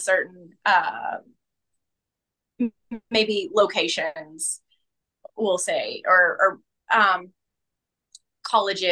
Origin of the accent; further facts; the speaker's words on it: rural Kentucky, United States; accent: Kentucky; moved away; being someone who came from rural Kentucky, the tiniest